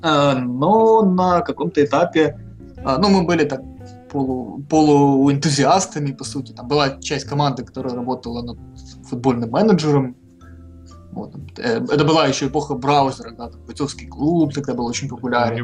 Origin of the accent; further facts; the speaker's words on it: Dniprodzerzhynsk, Dnipropetrovsk Oblast, Ukraine; Сам я родом из славного города Днепродзержинска